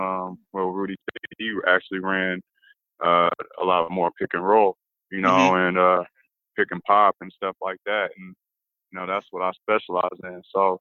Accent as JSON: {"language": "English", "region": "Illinois", "country": "United States", "said": "when I came out here from Illinois, I just wanted to help the team win and play my hardest for the team."}